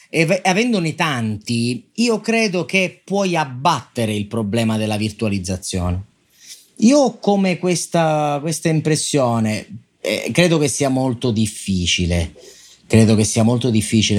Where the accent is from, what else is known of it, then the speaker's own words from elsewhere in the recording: Sicily, Italy; io sono siciliano